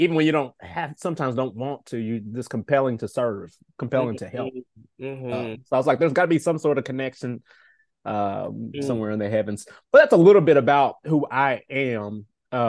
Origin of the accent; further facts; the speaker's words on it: Nashville, Tennessee, United States; born and raised in Nashville, Tennessee.